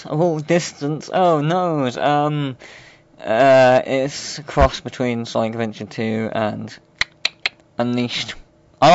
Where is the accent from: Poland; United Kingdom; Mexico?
United Kingdom; England; Never. I've never left England.